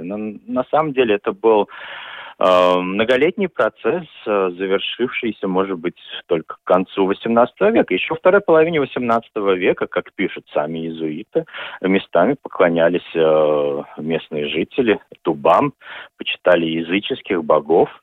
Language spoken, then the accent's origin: Russian; Daugavpils, Latgale, Latvia; я вырос в Даугавпилсе